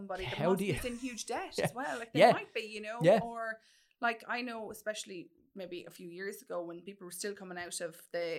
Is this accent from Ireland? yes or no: yes; Mullingar, Westmeath, Ireland; I'm from Mullingar.